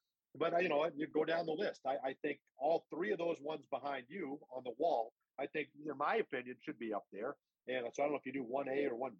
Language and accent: English; Boston, Massachusetts, United States; I grew up in Boston